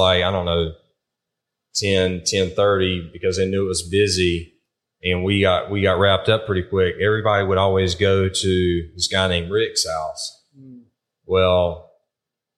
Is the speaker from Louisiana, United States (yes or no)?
no; eastern North Carolina, United States; moved away as an adult; also born or lived in Virginia; now in South Carolina, United States; Where I grew up in North Carolina, the eastern part, there was a lot of tobacco farming